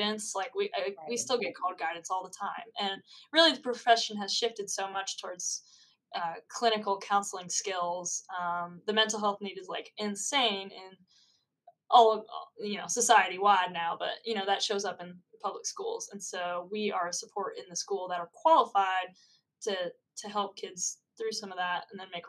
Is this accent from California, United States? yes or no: no; Northern Virginia, United States; originally I am from Northern Virginia